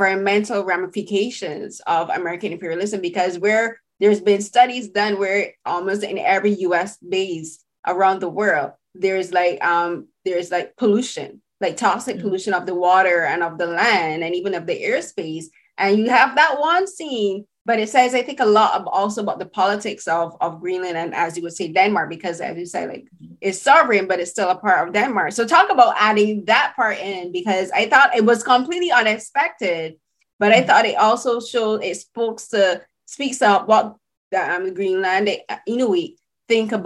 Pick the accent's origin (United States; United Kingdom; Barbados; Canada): Barbados; So I'm from the Caribbean, I'm from Barbados